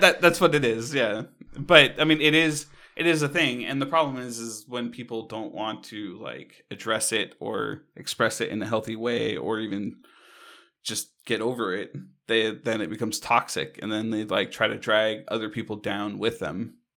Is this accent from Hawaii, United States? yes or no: yes; Hawaii, United States; I grew up in Hawaii